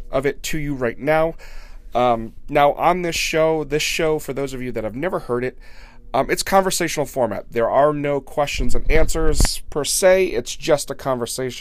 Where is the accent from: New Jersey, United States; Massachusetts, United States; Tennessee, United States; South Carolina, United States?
Massachusetts, United States; I am from Massachusetts